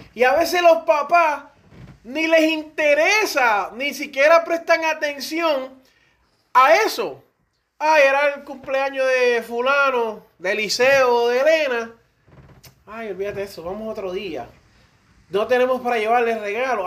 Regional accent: Puerto Rico; aquí casi todos somos puertorriqueños

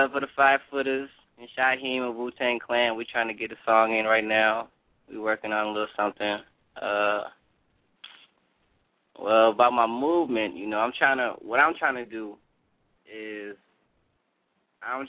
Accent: Minneapolis, Minnesota, United States; also born or lived in Cleveland, Ohio; I was born in Cleveland, raised in Minneapolis, Minnesota.

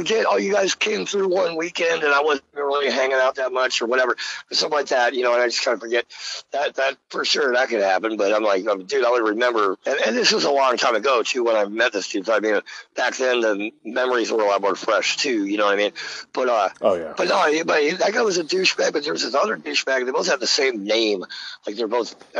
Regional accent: Philadelphia, Pennsylvania, United States; And then they're like, where are you from? And I was like, Philly.

